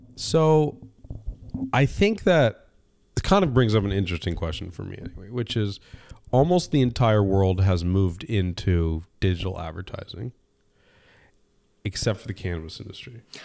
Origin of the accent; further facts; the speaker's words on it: California, United States; I was born and raised in California.